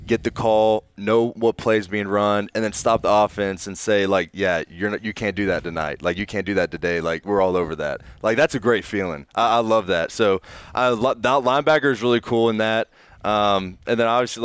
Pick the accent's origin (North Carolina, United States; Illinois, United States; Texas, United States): North Carolina, United States; Raleigh; moved away as an adult; growing up in Raleigh